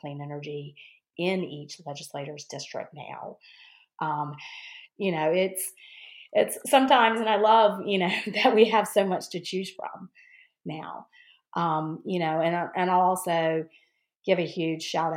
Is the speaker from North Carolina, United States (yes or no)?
yes; North Carolina, United States; I grew up in North Carolina, went to Carolina